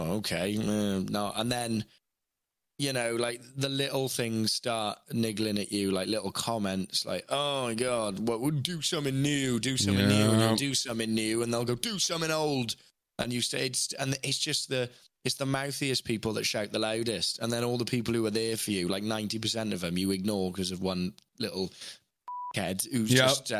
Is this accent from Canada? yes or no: no; Wales, United Kingdom; moved away; growing up in Wales and in a working-class family and a comprehensive Welsh school